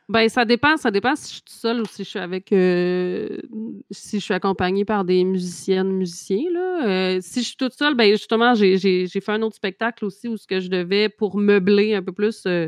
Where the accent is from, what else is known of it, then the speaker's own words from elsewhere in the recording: Trois-Pistoles, Quebec, Canada; also born or lived in Montreal; chez nous à Trois-Pistoles